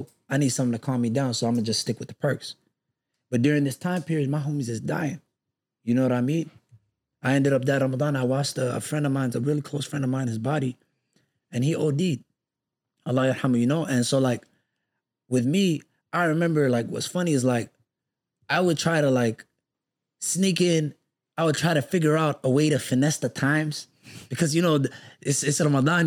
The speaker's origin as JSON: {"language": "English", "town": "Minneapolis", "region": "Minnesota", "country": "United States", "tie": "born or raised there", "also_born_or_lived": "Texas", "said": "Growing up in Minneapolis"}